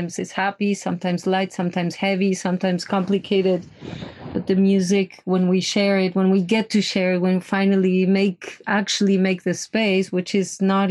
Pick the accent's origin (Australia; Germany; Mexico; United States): Mexico; I grew up in Mexico. I have a German father and a Mexican mother